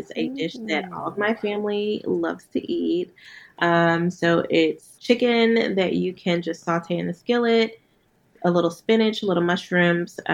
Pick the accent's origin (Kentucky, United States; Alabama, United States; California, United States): Alabama, United States; Huntsville; moved away; I'm from Huntsville, Alabama